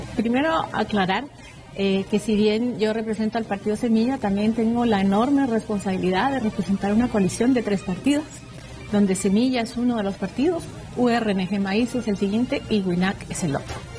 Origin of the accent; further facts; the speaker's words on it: Guatemala; todos somos guatemaltecos